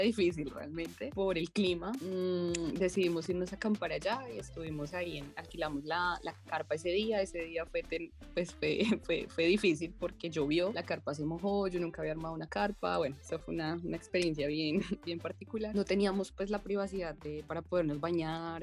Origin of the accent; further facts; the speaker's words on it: Bogotá, Colombia; Yo nací en la ciudad de Bogotá